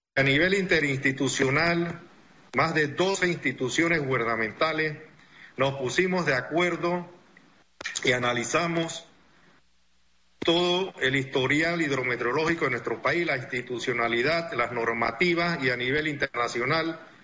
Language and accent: Spanish; Panama; nosotros como panameños